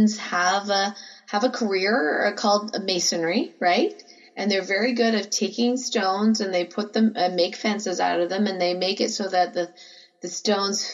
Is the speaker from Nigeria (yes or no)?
no; Canada; I'm from Canada